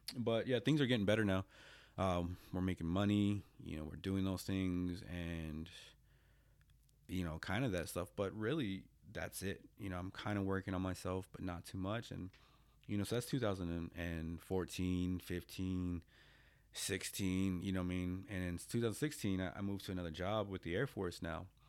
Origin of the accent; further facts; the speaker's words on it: United States; moved away as an adult; also born or lived in Japan; I get a local job at the V A, um, here in my hometown